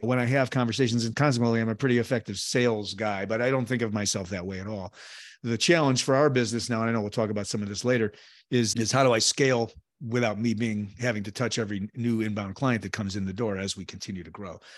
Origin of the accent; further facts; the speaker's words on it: Chicago, Illinois, United States; Born and raised in Chicago